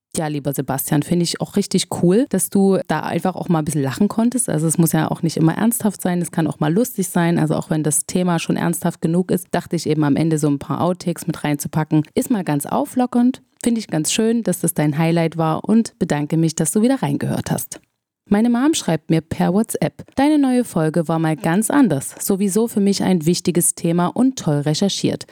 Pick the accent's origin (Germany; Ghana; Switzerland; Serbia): Germany; bei uns in Deutschland